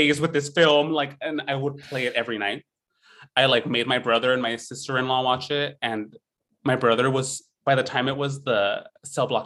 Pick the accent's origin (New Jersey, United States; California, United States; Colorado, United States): California, United States; San Joaquin Valley, Central Valley of; I grew up in the Central Valley of California, in the San Joaquin Valley, like dead middle of California